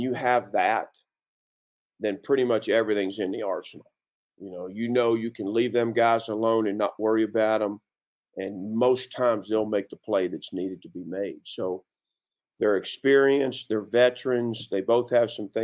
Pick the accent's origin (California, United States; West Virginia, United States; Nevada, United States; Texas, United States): West Virginia, United States; I grew up in West Virginia